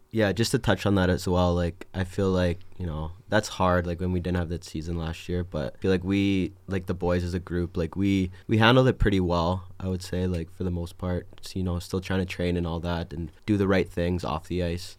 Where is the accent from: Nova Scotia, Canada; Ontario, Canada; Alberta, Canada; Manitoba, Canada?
Alberta, Canada; Edmonton; moved away as an adult; I'm from Edmonton, Alberta, Canada